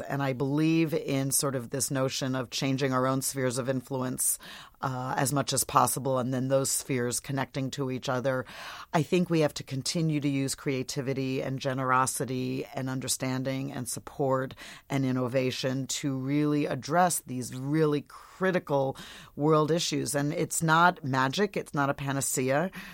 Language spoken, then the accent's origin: English; Portland, Oregon, United States; my hometown of Portland, Oregon